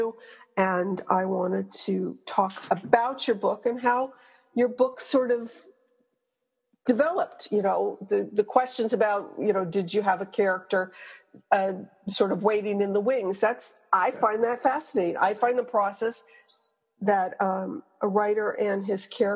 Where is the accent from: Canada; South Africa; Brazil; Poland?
Canada; Quebec; moved away; I'm from Quebec originally